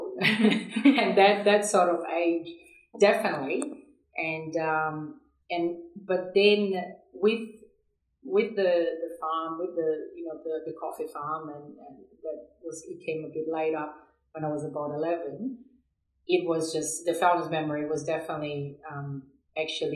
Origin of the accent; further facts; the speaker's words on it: São Paulo, Brazil; moved away as an adult; now in Australia; I was born and raised in São Paulo, which is a big city in Brazil